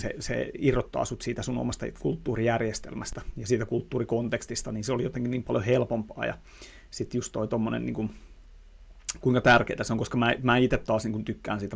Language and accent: Finnish; Tampere, Pirkanmaa, Finland; accent: Tampere dialect; mä puhun niin kuin Tampereen murretta.